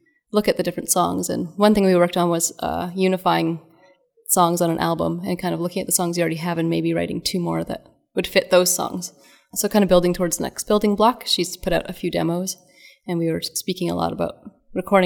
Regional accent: Calgary, Alberta, Canada; moved away as an adult; also born or lived in Vancouver / Germany / Montreal; now in Victoria, Canada; I grew up on Treaty 7 territory, which is Calgary.

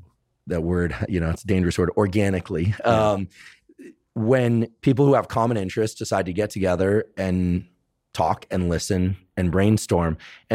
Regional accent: Mountain View, California, United States; I grew up right near Mountain View.

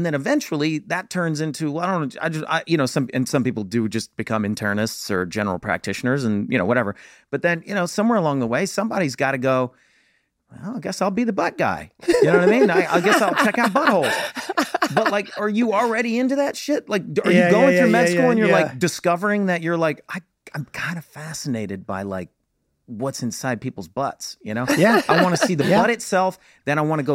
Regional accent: Alabama, United States; I grew up in Alabama

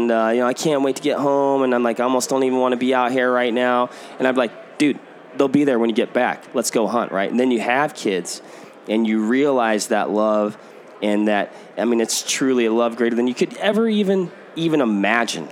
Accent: Washington, United States; now in Middleton, Wisconsin, United States; born and raised in Washington

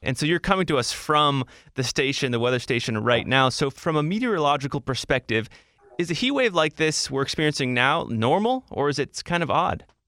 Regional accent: Washington, District of Columbia, United States; I grew up in DC and I'm back here.

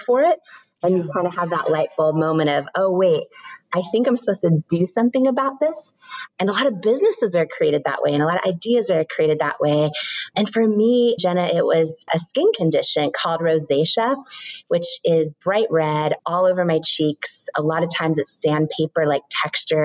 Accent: Washington, United States; I grew up in Washington State

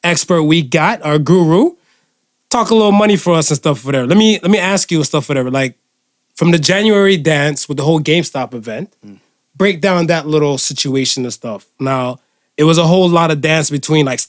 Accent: United States; now in Canada; I grew up in America

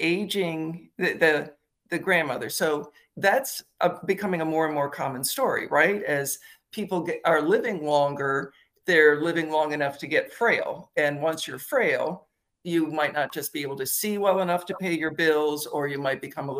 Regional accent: Michigan, United States; moved away; I'm in Michigan today because I grew up in Michigan

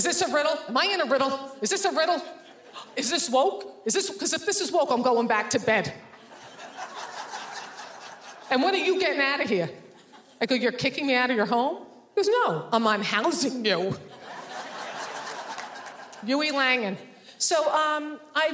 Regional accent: New Jersey, United States; I grew up in New Jersey.

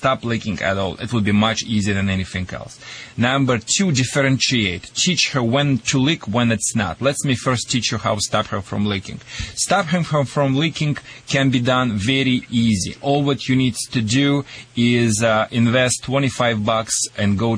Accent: Russia; accent: Russian; English is a second language; moved away; also born or lived in Michigan; my Russian accent or Michigan accent

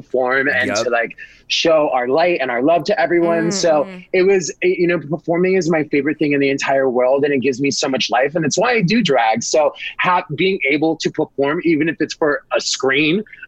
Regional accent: New York, United States; I'm from New York

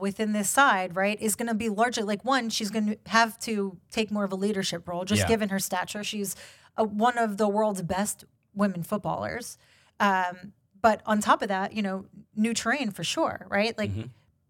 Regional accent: New York, United States; I'm from New York.

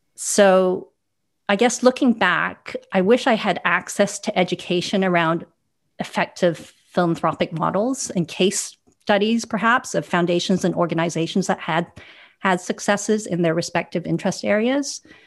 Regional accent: Vancouver, British Columbia, Canada; also born or lived in Hong Kong; now in London, United Kingdom; I'm originally from Vancouver, but I also spent 10 years in Hong Kong, where I have roots and I still maintain a family office there. I now live in London

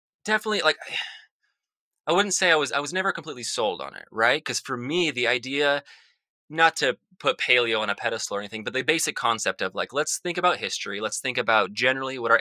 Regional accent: Salt Lake City, Utah, United States; I grew up in Salt Lake City, Utah, which is a very suburban area.

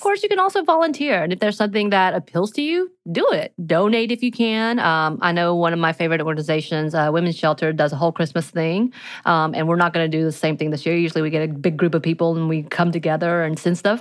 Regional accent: mountains of Georgia, United States; growing up in the mountains of Georgia

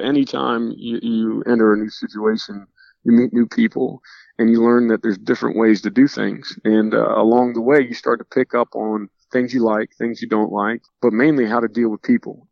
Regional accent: Norcross, Georgia, United States; moved away; as a kid growing up in Georgia

